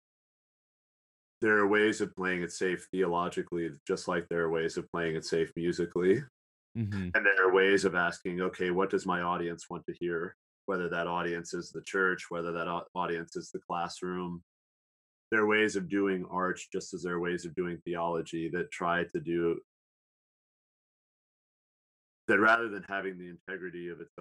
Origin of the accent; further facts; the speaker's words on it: Southern Illinois, United States; the town in Southern Illinois where I grew up in, even though it's a small town